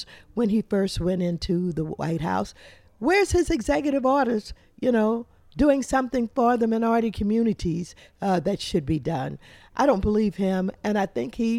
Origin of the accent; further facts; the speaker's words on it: Kinloch, Missouri, United States; moved away; I'm from Kinloch, one of those towns